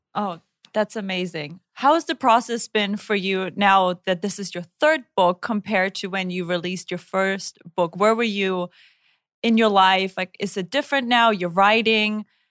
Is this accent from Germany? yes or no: yes; Germany; born or raised there; moved away